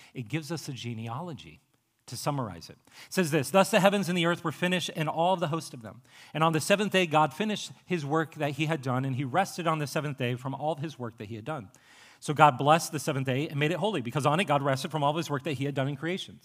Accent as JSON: {"language": "English", "region": "Appalachian Ohio", "country": "United States", "said": "I'm from Appalachia, Ohio"}